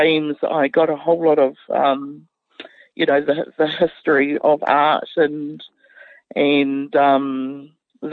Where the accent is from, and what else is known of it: Otorohanga, Waikato, New Zealand; born or raised there